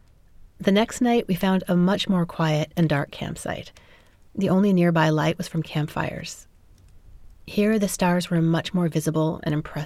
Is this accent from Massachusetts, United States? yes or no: no; New York City, New York, United States; now in San Francisco Bay Area, United States; I grew up in New York City